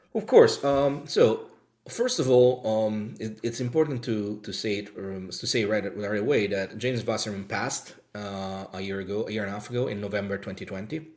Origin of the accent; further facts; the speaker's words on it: Rome, Lazio, Italy; now in United Kingdom; I'm from Rome, Italy